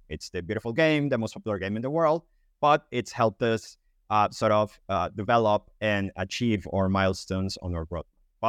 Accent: Colombia; English is a second language; now in United Kingdom; I'm Colombian, but I've been living in the UK. That's why my accent is a bit different.

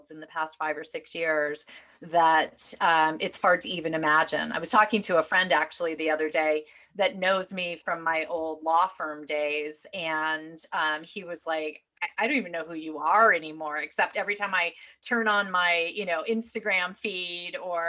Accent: Michigan, United States; moved away as an adult; also born or lived in Manhattan; I was a kid from Michigan

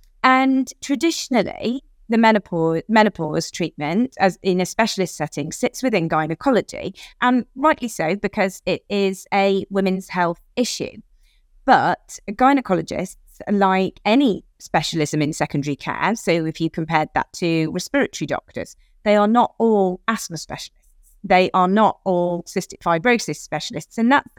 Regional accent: United Kingdom; we are British

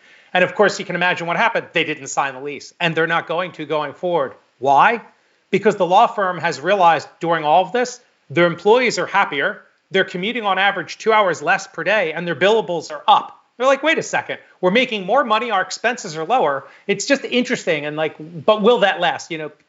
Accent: Iowa, United States; now in Park City, United States; You know, I'm from Iowa. I'm not from Palo Alto. And it's kind of nice to be back home. And oh, by the way, it's so much cheaper and I love it here. I live in Park City.

